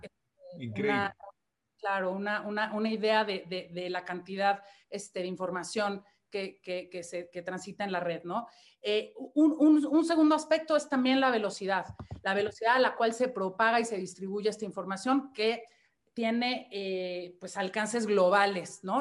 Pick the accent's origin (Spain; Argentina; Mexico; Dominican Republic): Mexico; siendo mexicana